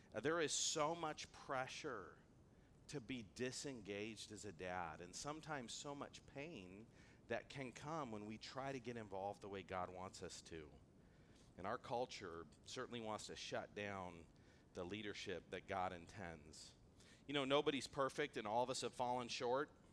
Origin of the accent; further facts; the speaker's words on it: Antelope Valley, California, United States; I grew up in the Antelope Valley where things can be a little bit rough